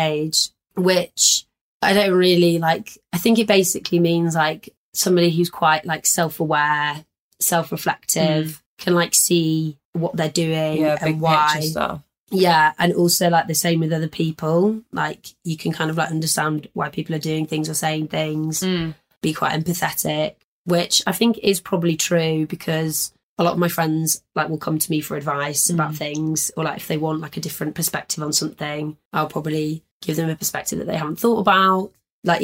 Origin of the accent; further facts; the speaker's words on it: Leeds, Yorkshire and the Humber, United Kingdom; I'm from Leeds